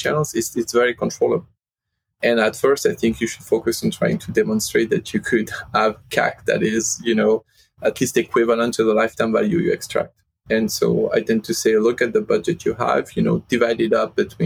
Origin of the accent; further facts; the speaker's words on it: Lyon, Auvergne-Rhône-Alpes, France; moved away; based in France, in my hometown in Lyon